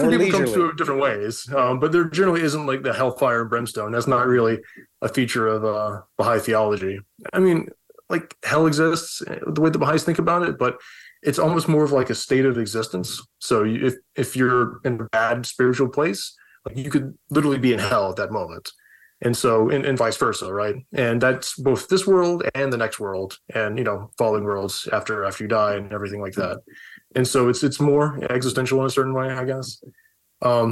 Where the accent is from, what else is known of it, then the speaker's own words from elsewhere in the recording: the South, United States; moved away; I grew up evangelical in the South, and, you know, like everybody was Baptist